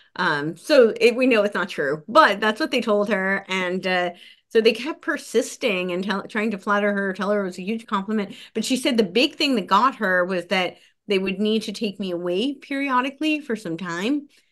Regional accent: New Jersey, United States; moved away; also born or lived in Los Angeles; I grew up right outside New York City

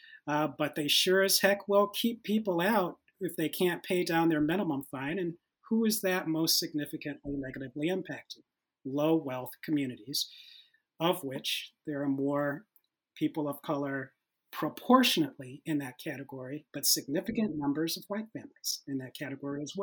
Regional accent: Detroit, Michigan, United States; I'm originally from Detroit, Michigan.

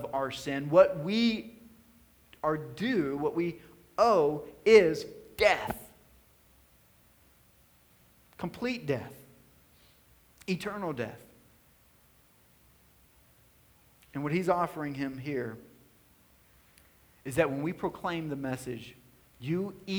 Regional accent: White House, Tennessee, United States; also born or lived in Nashville, Tennessee; I was born in Nashville, Tennessee. For the first 7 years of my life, I was living in a small kind of neighborhood on the north side of Nashville. And then my family in 1994 moved to White House, Tennessee, a rural tobacco town.

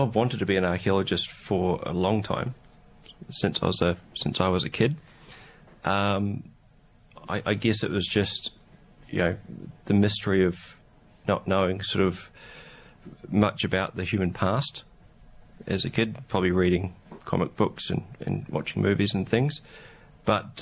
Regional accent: New Zealand; moved away as an adult; now in Australia; I'm from New Zealand, so I cut my teeth in archaeology there

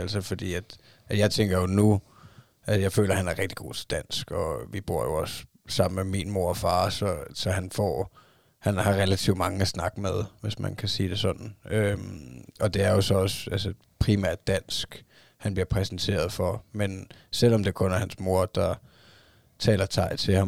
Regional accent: Denmark; min kone hun er fra Thailand, og jeg er fra Danmark

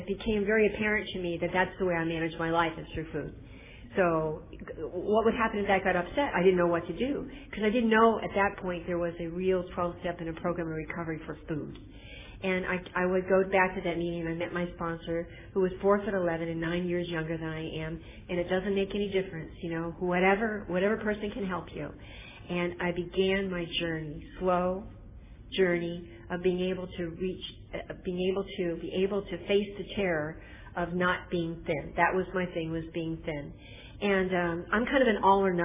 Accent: Northern California, United States; I'm from Northern California

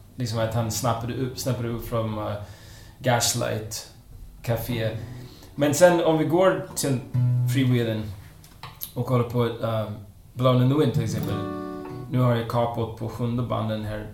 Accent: Connecticut, United States; now in Sweden; jag är uppvuxen eh, i USA. Jag kommer från Connecticut

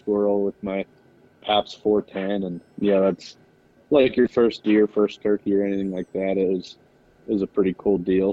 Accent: Central Pennsylvania, United States; I'm from Central Pennsylvania, uh, just a small little farm town

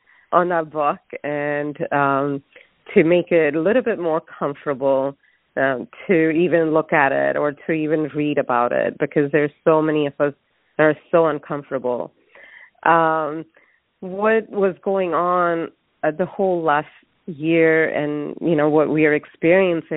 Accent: India; moved away; I'm originally from India, and we don't view death, at least in my family and what I was surrounded by, even as a child, it's open

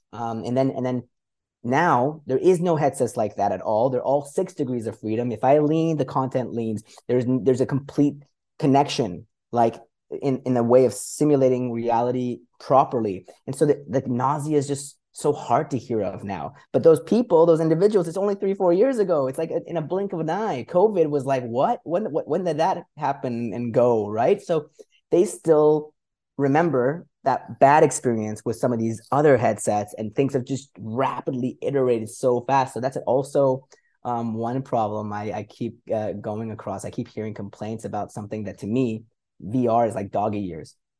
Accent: Canada; moved away as an adult; also born or lived in Middle East / Europe; I grew up in Canada, but been an expat, uh, in the Middle East and Europe for about seventeen years

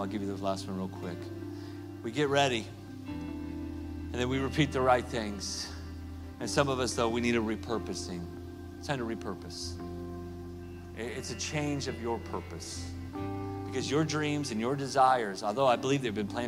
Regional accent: Oklahoma, United States; I'm from Oklahoma.

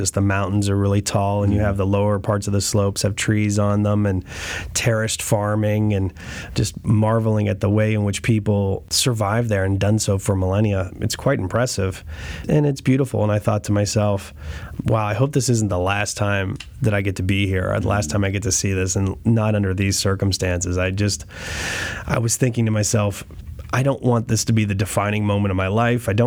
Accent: New Kensington, Pennsylvania, United States; moved away as an adult; also born or lived in Istanbul, Turkey / Cairo, Egypt; I'm from New Kensington

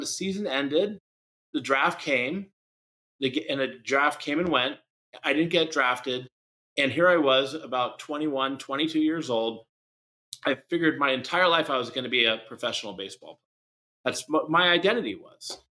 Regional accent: San Francisco, California, United States; I was born in San Francisco, California, the Bay Area

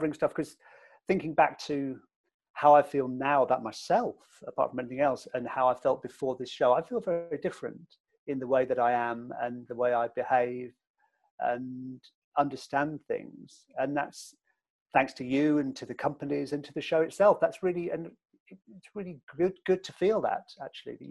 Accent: United Kingdom; me being from the UK

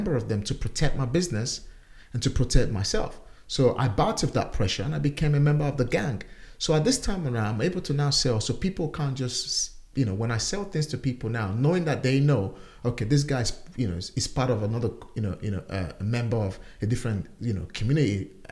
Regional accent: Nigeria; now in United Kingdom; back home in my home country, Nigeria.

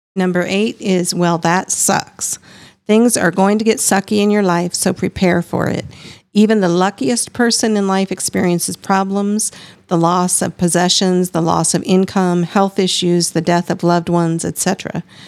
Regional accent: Iowa, United States; I am also from the Midwest and grew up a severely strict fundamentalist

